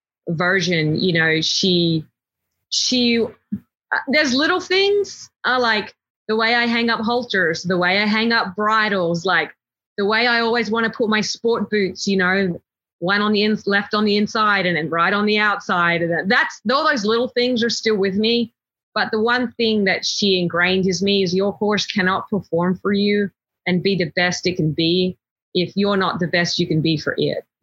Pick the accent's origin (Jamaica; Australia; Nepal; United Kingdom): Australia; moved away as an adult; now in Texas, United States; growing up in Australia, it just wasn't part of our culture.